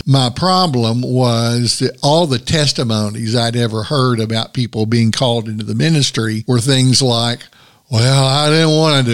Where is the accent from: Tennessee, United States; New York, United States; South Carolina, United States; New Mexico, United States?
Tennessee, United States; Chattanooga; I was born in Chattanooga, Tennessee, as an only child